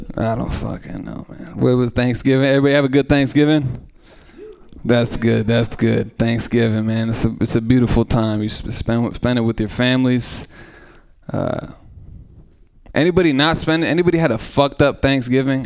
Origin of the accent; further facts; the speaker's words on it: Oakland, California, United States; I'm from East Oakland.